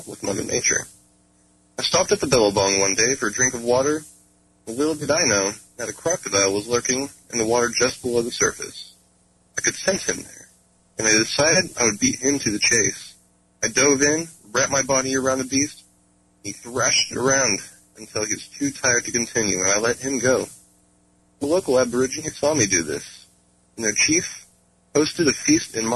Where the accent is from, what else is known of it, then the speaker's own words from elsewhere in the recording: North Carolina, United States; I'm from North Carolina